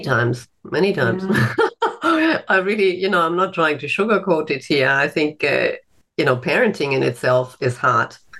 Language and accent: English; Germany; moved away as an adult; now in Australia; I'm originally from Germany